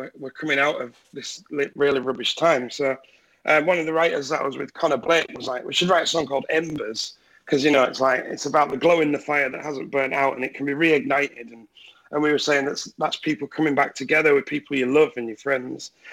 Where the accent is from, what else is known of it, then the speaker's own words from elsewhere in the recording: Yorkshire Dales, Yorkshire and the Humber, United Kingdom; moved away as an adult; now in London, United Kingdom; I'm from the Yorkshire Dales originally, but I've been down here for about 12 years.